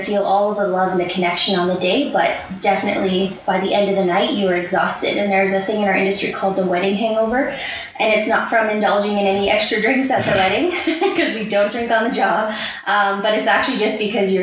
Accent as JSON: {"language": "English", "town": "Edmonton", "region": "Alberta", "country": "Canada", "tie": "born or raised there", "said": "I'm from Edmonton, Alberta, born and raised, Northside girl my whole life."}